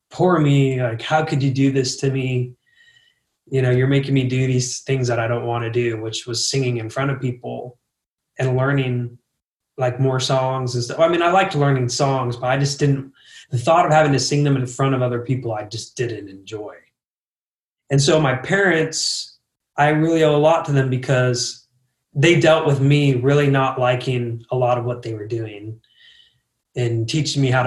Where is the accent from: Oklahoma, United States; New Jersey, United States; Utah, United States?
Utah, United States; also born or lived in Miami, Florida; we were moving to Utah from Florida